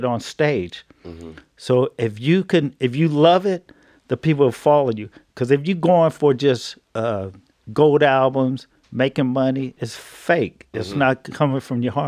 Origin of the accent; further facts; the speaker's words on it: Oakland, California, United States; we're from Oakland